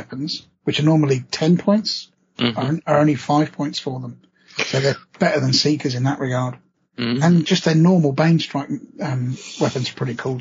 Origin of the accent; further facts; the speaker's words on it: England, United Kingdom; I'm English